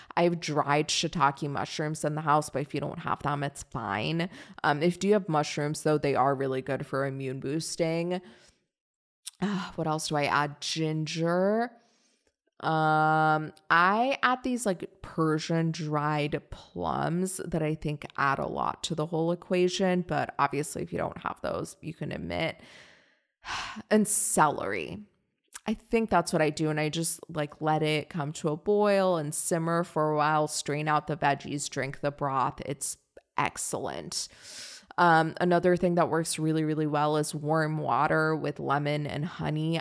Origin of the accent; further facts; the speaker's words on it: Northern Virginia, United States; also born or lived in Washington, D.C.; I'm from Northern Virginia